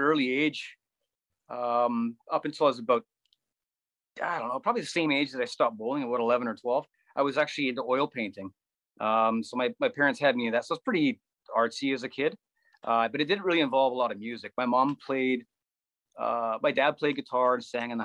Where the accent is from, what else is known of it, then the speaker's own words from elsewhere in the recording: Langley, British Columbia, Canada; also born or lived in Newton, Surrey / New Westminster; we moved into Walnut Grove when it was just in its infancy, just off of 96th Avenue and 210, just in the valley there. And spent, my entire childhood.